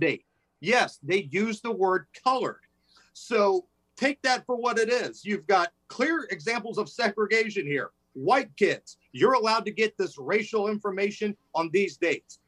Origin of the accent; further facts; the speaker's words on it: Indianapolis, Indiana, United States; I grew up playing basketball on the South Side, right? Indianapolis at the Beach Grove area